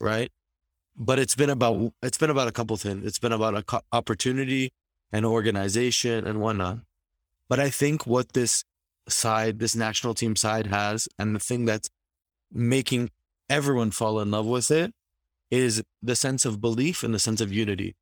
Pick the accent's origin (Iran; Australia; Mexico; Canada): Canada; as all of us Canadian football fans did